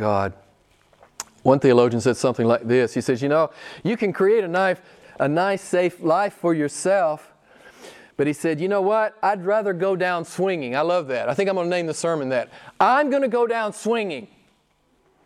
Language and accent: English; United States; moved away; I'm an American